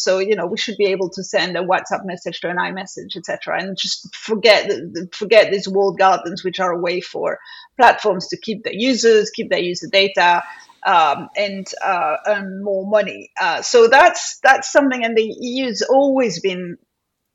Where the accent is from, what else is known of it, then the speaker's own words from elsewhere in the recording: Paris, Île-de-France, France; now in United Kingdom; having grown up in France